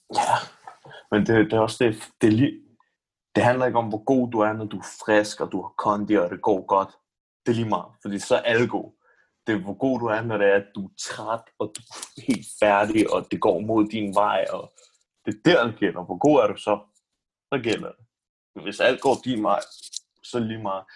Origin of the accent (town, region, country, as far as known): Denmark